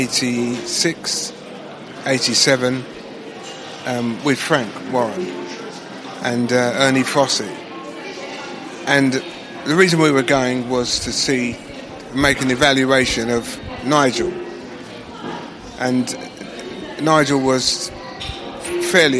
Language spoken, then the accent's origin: English; London, United Kingdom; accent: Cockney; I'm a Cockney